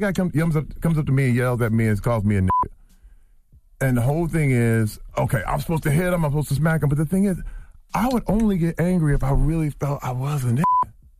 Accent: Flint, Michigan, United States; I'm from Flint, Michigan.

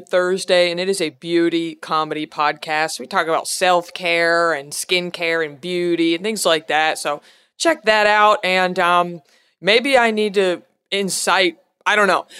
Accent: Texas, United States; moved away; I'm from Texas originally

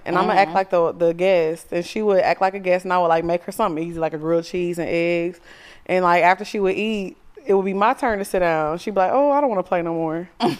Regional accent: Orange, Texas, United States; I grew up in Orange.

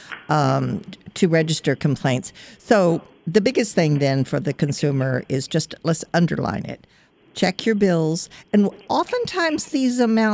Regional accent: Virginia, United States; I come from a small town in the mountains down in Virginia

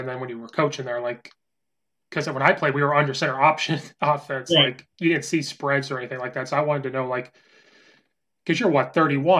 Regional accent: Oakwood, Illinois, United States; growing up in Oakwood, you know, right by Danville, I knew, like, a small town

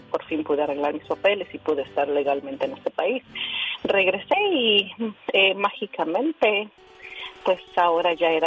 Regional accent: Mexico City, Mexico; Soy, soy del Distrito Federal y este, es algo bien triste

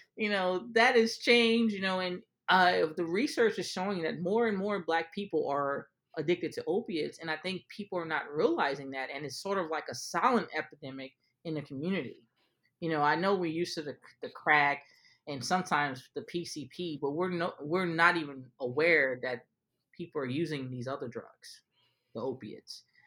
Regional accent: New Orleans, Louisiana, United States; I'm from New Orleans

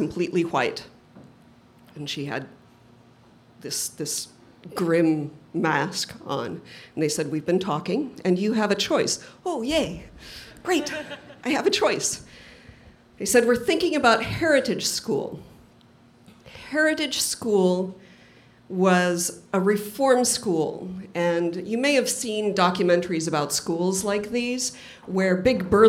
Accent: Provo, Utah, United States; I grew up in Provo, Utah

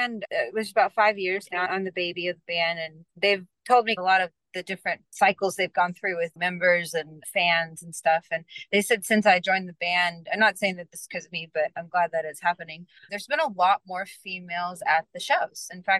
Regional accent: Allen, Texas, United States; I grew up in Allen, Texas, which is right outside of Dallas.

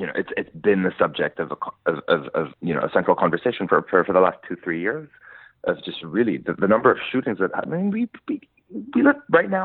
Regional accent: Lebanon; moved away as an adult; now in New York, United States; I grew up in Lebanon

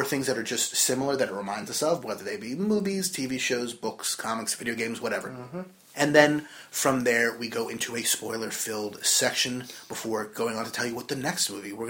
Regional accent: New Jersey, United States; from Jersey

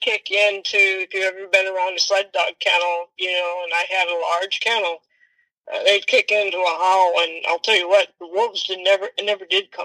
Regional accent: Michigan, United States; moved away; It's been a while since I've lived in Michigan, you know, even though I'm originally from Michigan

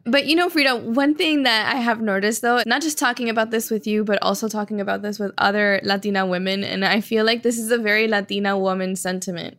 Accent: Miami, Florida, United States; also born or lived in Cuba; We were both born in Cuba and raised in Miami

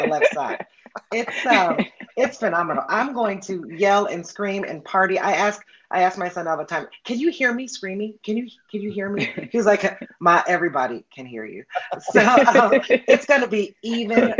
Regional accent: Cincinnati, Ohio, United States; I am from Cincinnati. Born and raised there.

